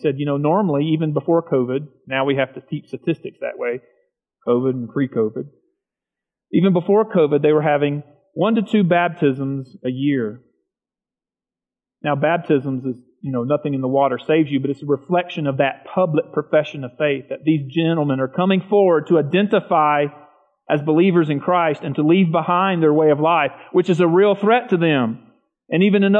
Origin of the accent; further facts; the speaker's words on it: the South, United States; I grew up in the South, rural South.